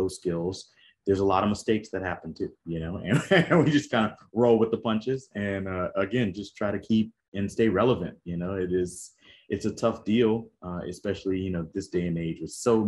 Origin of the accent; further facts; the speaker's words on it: New Orleans, Louisiana, United States; I grew up in New Orleans, Louisiana